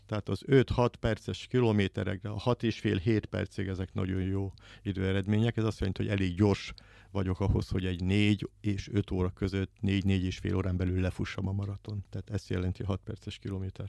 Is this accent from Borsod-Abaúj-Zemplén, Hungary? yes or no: no; Szolnok, Jász-Nagykun-Szolnok, Hungary; Szolnokon nőttem fel, a szolnoki vagyok